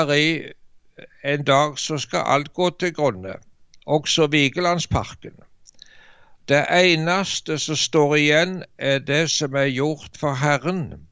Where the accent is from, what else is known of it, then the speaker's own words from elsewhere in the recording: Varhaug, Rogaland, Norway; så gikk det en stor vekkelse over heimbygda mi på Varhaug på Jæren